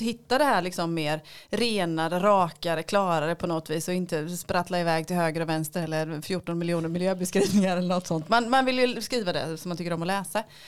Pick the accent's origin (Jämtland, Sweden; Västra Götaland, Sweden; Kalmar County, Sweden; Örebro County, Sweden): Kalmar County, Sweden; Lönneberga; now in Västervik, Sweden; jag är född i Lönneberga.